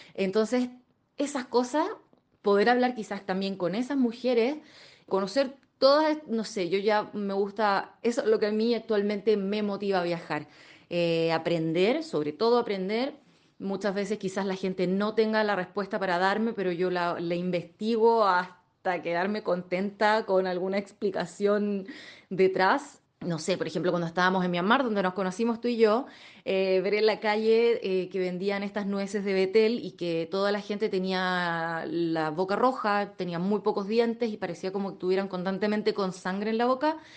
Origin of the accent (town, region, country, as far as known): Chile; moved away as an adult